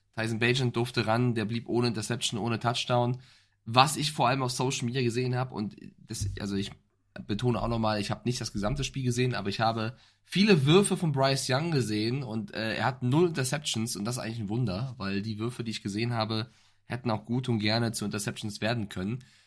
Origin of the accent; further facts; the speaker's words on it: Frankfurt, Hesse, Germany; ich als Frankfurter